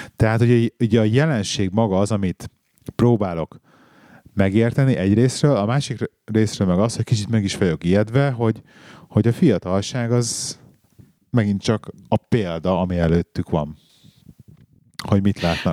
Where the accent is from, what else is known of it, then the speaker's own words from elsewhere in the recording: Hungary; moved away; also born or lived in England; ezért költöztünk haza